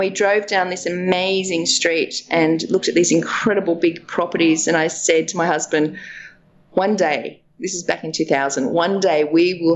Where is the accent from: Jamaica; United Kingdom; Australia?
Australia; Dubbo, New South Wales; I grew up in Dubbo on a farm.